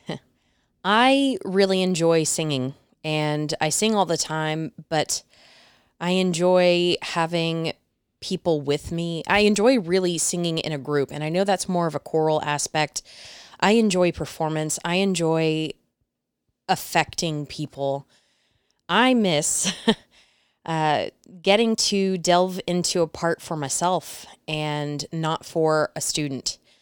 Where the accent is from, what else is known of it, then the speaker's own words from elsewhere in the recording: Mesquite, Texas, United States; also born or lived in Dallas, Texas; I was born and raised in the Dallas area, little town called Mesquite, Mesquite, Texas